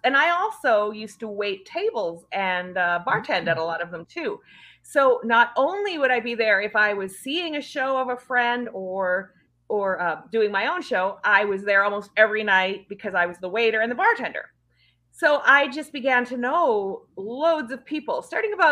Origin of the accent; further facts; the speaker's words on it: Northern Saskatchewan, Canada; I'm actually from Canada. I'm from Northern Saskatchewan originally